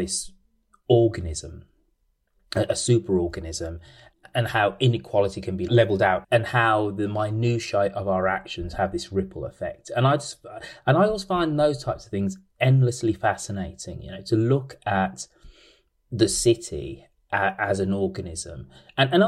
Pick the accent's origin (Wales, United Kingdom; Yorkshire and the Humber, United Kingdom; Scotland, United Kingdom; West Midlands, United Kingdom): West Midlands, United Kingdom; Birmingham; I am a proud son of Birmingham